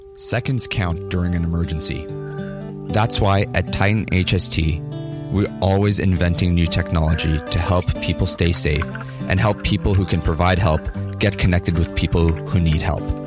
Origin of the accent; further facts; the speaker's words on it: New York City, New York, United States; also born or lived in Washington, D.C.; I'm from New York City originally. I grew up on Staten Island